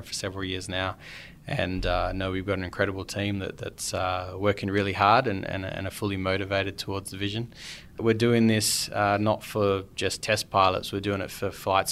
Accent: Perth, Western Australia, Australia; also born or lived in London; now in Mojave Desert, United States; I'm from Perth, Australia

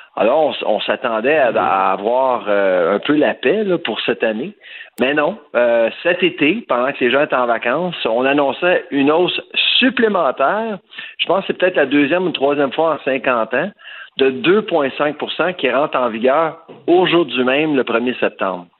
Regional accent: Eastern Townships, Quebec, Canada; la région d'où je viens, les cantons de l'Est, Bois-Franc, etc.

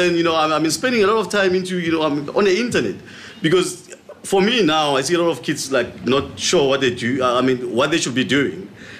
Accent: Mpumalanga, South Africa; So obviously, I mean, growing up in Mpumalanga, there was nothing. It's only a soccer field, 4 kilometers to school and back, looking after cattle and all that.

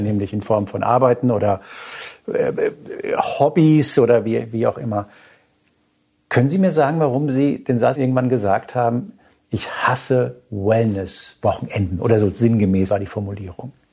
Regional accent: Hanau, Hesse, Germany; ich bin in der Nähe von Frankfurt aufgewachsen, in Hanau

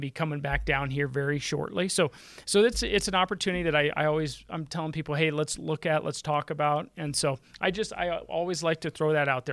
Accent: Denver, Colorado, United States; I was born and raised here in Denver

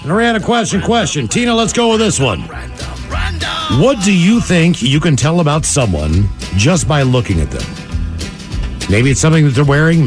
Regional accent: West Virginia, United States; I'm from West Virginia, man. Bring it back to my home.

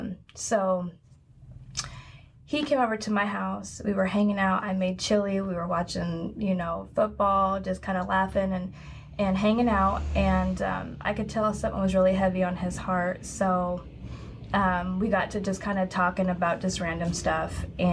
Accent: Portland, Oregon, United States; also born or lived in Florida; I moved around when I was younger, but I'm originally from Portland, Oregon.

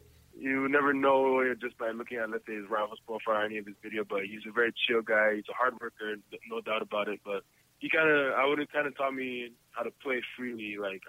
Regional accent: Canada; as a Canadian kid, you never see those kind of crowds.

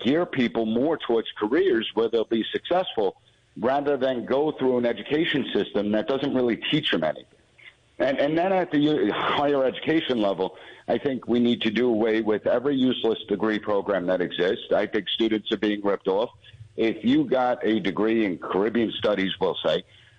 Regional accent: United States; as someone that has been born and raised in America

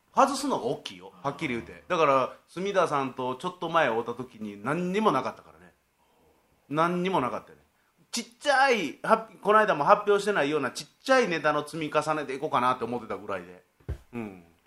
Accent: Shiga, Japan; 僕滋賀県があ滋賀県が出身

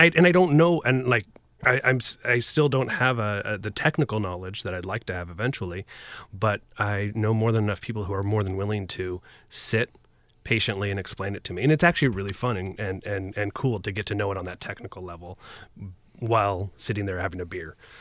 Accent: just outside of Portland, Oregon, United States; moved away as an adult; I grew up just outside of Portland

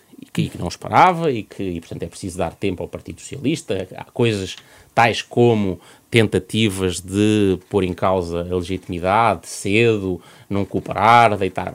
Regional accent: Tondela, Viseu, Portugal; no Conselho de Tondela, onde, de onde, de onde sou

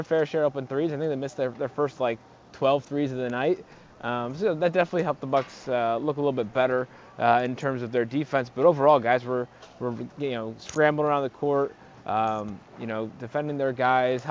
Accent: Connecticut, United States; now in Milwaukee, United States; I grew up in Connecticut

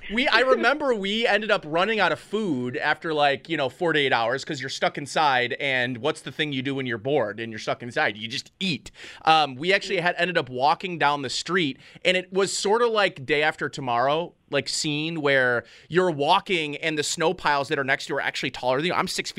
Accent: Hamburg, New York, United States; now in Buffalo, United States; Like, I'm from Hamburg, which is, you know, the bordering town from Orchard Park. The South Towns, this is what we're used to in the South Towns, and this is why I moved to the city

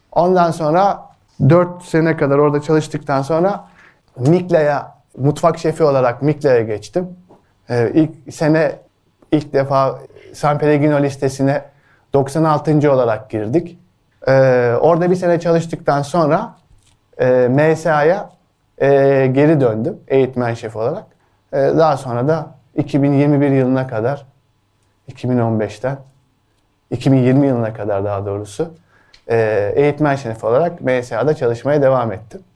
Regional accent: Ankara, Turkey; also born or lived in Yozgat; Küçükken benim Ankara'da büyüdüğüm mahallede bir pideci vardı

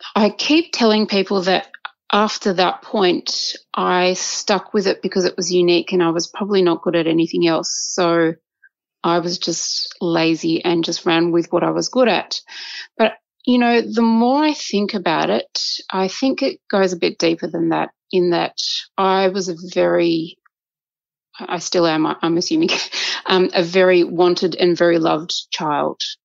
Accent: Australia; I was born in Australia, uh, and my mother and father met here as um, immigrants

